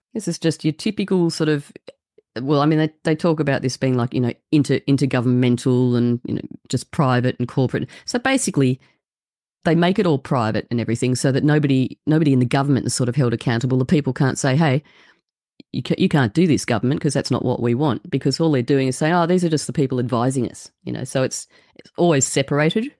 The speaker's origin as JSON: {"language": "English", "country": "Australia", "said": "I'm from Australia"}